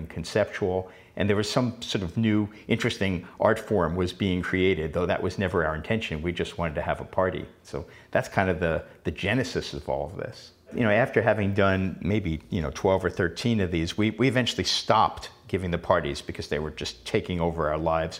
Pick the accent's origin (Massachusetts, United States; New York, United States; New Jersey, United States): New York, United States; New York City; moved away; as a kid, growing up in Queens